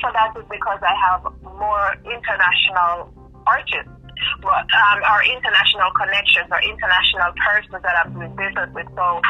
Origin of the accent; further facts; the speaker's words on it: Florida, United States; I was born and raised in Florida.